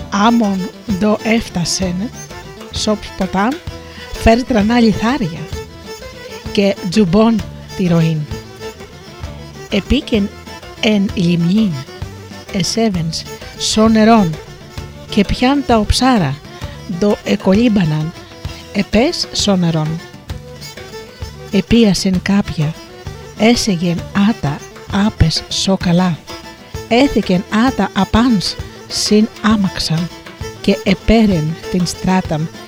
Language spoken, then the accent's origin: Greek; Missolonghi, West Greece, Greece; κατάγομαι από το Μεσολόγιο